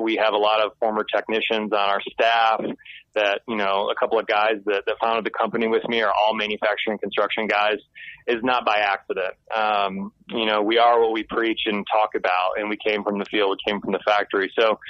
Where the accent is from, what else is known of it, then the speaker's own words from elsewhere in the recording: Michigan, United States; now in Nashville, United States; So I'm actually from Michigan.